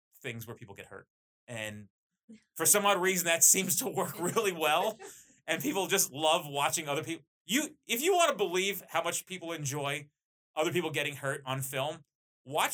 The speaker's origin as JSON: {"language": "English", "region": "New Jersey", "country": "United States", "tie": "born or raised there", "said": "I'm very Jersey too, by the way. Like, I'm as Jersey as it comes. I'm Italian"}